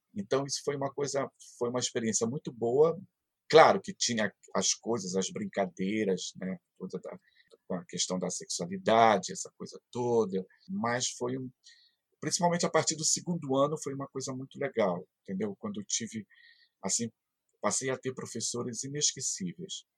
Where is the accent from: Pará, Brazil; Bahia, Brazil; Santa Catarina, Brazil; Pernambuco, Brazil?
Pará, Brazil; Soure; eu nasci em Sori, na Ilha do Marajó, aqui pertinho